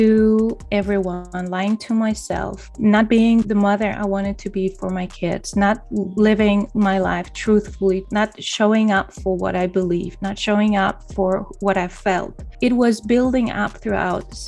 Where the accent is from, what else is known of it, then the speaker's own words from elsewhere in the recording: Poland; moved away as an adult; also born or lived in Denmark; I moved to another country, to my home country